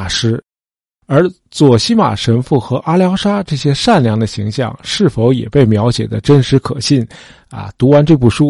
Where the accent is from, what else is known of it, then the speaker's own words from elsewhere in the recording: China; 我们中国人因为宗教观念很淡薄啊，